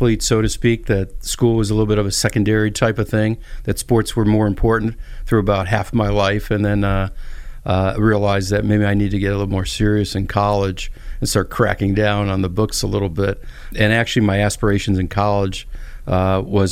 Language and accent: English; Chicago, Illinois, United States; moved away as an adult; now in Birmingham, United States; I'm actually from Chicago, Illinois. That's where I grew up